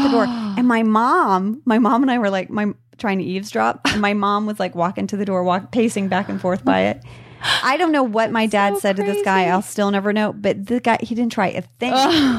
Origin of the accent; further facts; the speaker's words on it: Indonesia; I just didn't have any of that growing up in Indonesia.